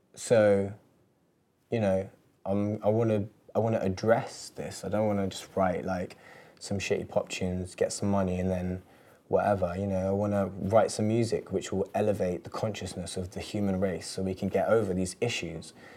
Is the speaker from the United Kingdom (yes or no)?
yes; London, United Kingdom; growing up in London